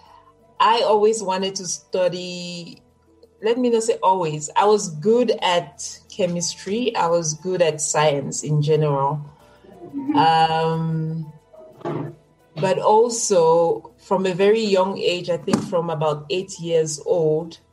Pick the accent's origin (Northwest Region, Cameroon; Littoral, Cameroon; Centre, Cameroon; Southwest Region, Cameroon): Centre, Cameroon; Yaoundé; I am a Cameroonian. I was born and raised in Cameroon